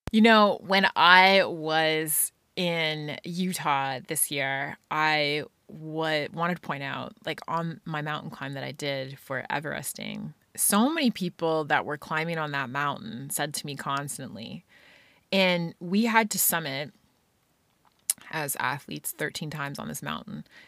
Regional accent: Scotland, United Kingdom; being a kid growing up in Scotland

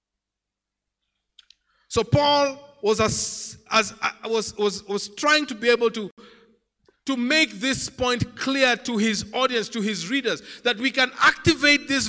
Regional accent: Lake region, Kenya; I come from the Lake region

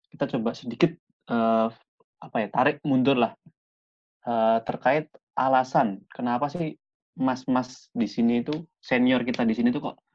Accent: Pekanbaru, Riau, Indonesia; Ini aku dari

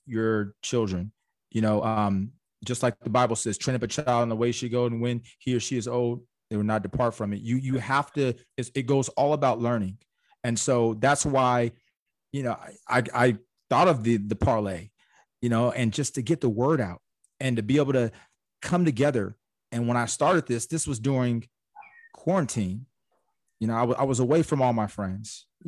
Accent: Orange County, California, United States; I'm from Orange County

